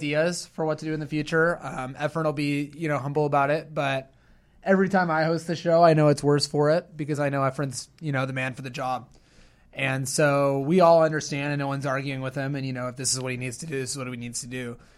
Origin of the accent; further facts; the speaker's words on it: Midwest, United States; as a Midwesterner